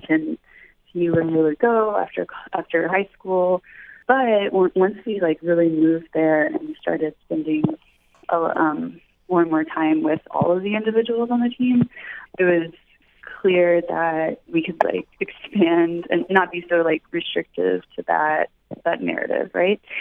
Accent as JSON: {"language": "English", "town": "Memphis", "region": "Tennessee", "country": "United States", "said": "I'm actually from Memphis, Tennessee"}